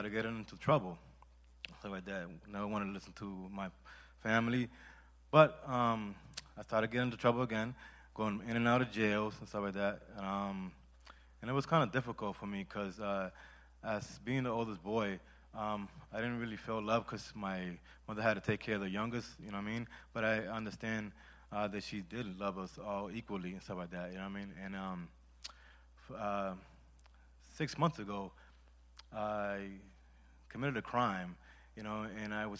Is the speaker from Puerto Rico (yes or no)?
yes; Puerto Rico; I'm from Puerto Rico